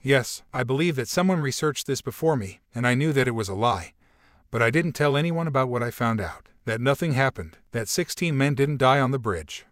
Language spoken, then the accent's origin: English; Brazil; English is a second language; I was from Brazil